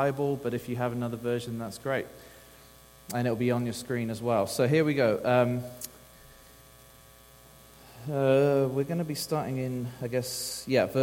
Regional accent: England, United Kingdom; moved away as an adult; now in Texas, United States; I'm from the old land of England, and so that's where I'm from

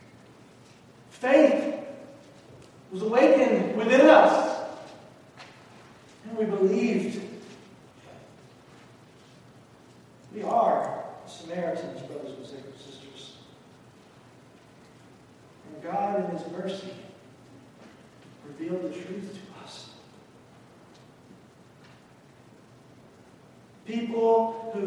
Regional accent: the South, United States; moved away; I grew up in the South

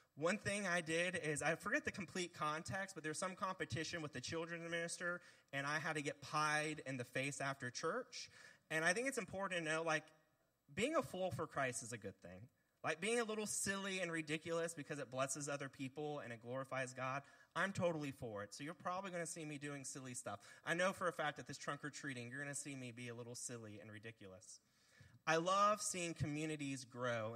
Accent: Bluffton, South Carolina, United States; I'm one of the few people who was born and raised in Bluffton, South Carolina

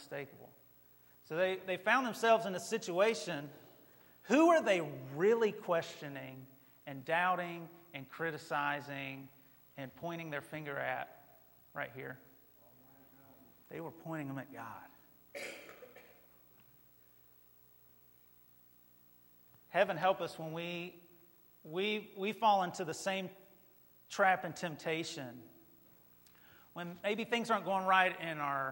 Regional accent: near Mount Airy, North Carolina, United States; I grew up not too far from Mayberry. Like, Mount Airy was right down the road, you know. And in my home state, we have a statue to Andy Griffith

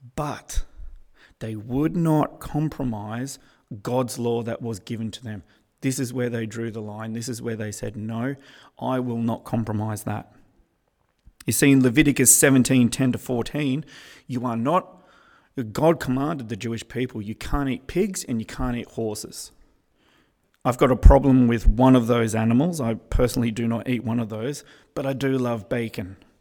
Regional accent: Australia; I'm Australian

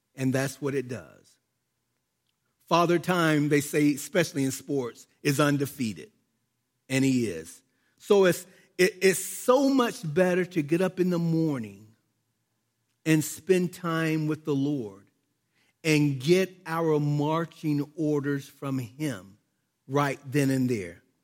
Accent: United States; I was born in America

